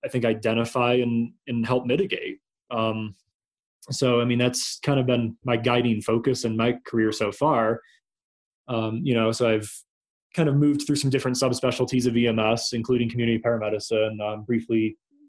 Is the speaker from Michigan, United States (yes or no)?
no; outside of Rochester, New York, United States; moved away as an adult; now in Colorado, United States; I started as a paramedic in my hometown in, outside of Rochester, New York